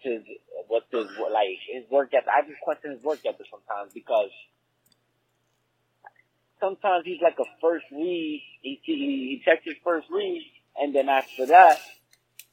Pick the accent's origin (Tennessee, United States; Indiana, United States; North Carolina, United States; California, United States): North Carolina, United States; Rocky Mount; now in Tampa, United States; I'm from Rocky Mount, but I'm living in Tampa now.